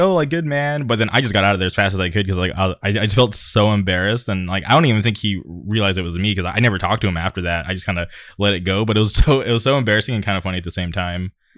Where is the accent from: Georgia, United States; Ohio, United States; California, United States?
California, United States; La Quinta; I grew up in the city of La Quinta